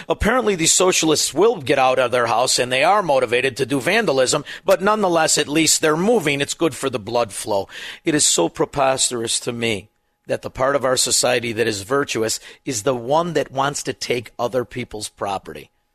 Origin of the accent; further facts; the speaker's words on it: Melrose Park, Illinois, United States; now in Elmwood Park, United States; I'm from Melrose Park. I live in Elmwood Park. People accuse me of having an accent